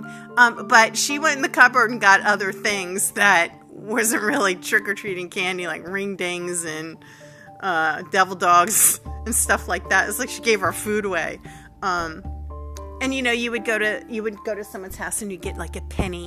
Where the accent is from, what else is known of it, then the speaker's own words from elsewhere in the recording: Long Island, New York, United States; where I grew up on Long Island in New York